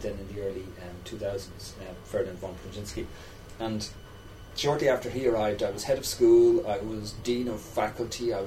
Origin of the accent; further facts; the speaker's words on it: Dublin, Leinster, Ireland; I'm a local. I grew up in Artane.